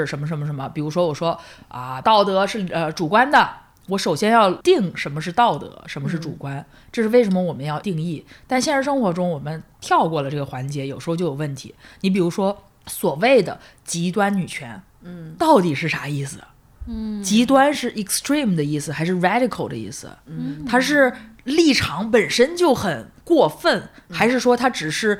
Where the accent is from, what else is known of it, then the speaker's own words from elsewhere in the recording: Hebei, China; 我河北人